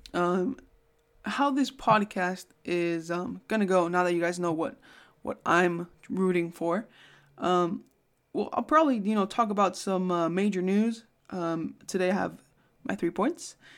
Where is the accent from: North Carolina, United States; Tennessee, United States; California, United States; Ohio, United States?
California, United States; Bay Area; moved away; I'm from the Bay Area